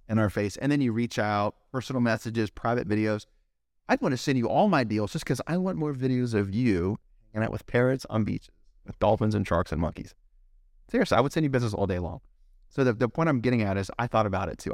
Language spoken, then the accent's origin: English; Fairfax, Virginia, United States; moved away as an adult; also born or lived in Captiva Island, Florida / Curitiba, Brazil / Ohio; now in Miami, United States; I grew up in D C. Two days after high school, I moved from Fairfax to, uh, Captiva Island